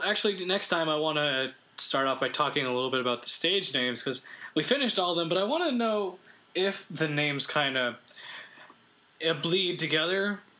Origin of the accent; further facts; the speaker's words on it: Canada; Sorry, we're very Canadian